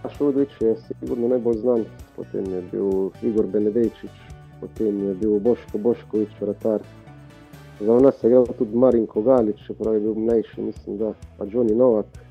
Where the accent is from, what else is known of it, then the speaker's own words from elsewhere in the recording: Črna na Koroškem, Carinthia, Slovenia; moved away; also born or lived in Ljubljana; sem odraščal v Črni